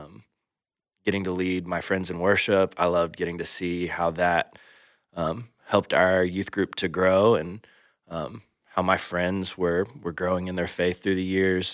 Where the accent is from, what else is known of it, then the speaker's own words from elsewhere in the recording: Atlanta, Georgia, United States; moved away as an adult; also born or lived in Macon, Georgia; now in Iowa, United States; we both grew up, uh, born and raised in Atlanta, Georgia